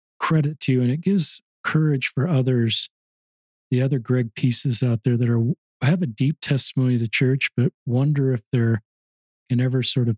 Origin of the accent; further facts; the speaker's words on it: Cottonwood High School area, Salt Lake Valley, Utah, United States; where I grew up in Cottonwood High School, it's a commuter high school. It's right in the middle of the valley.